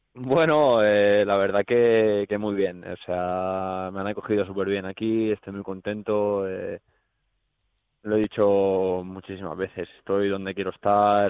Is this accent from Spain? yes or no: yes; Barcelona, Catalonia, Spain; moved away as an adult; also born or lived in Miranda de Ebro; now in Valencia, Spain; soy de Barcelona